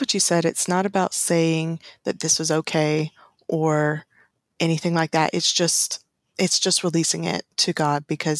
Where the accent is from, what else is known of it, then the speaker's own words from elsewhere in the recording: St. Augustine, Florida, United States; my hometown, and we have over 400 years of history